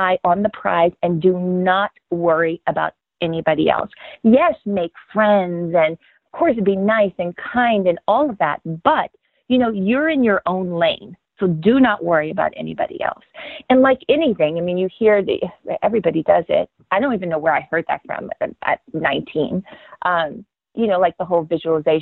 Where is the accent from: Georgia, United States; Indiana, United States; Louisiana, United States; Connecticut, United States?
Louisiana, United States; growing up in Louisiana at the time